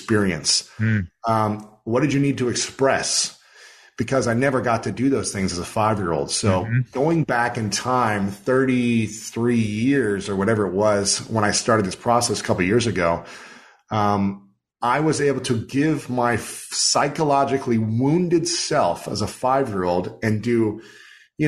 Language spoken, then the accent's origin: English; Ohio, United States; growing up in Ohio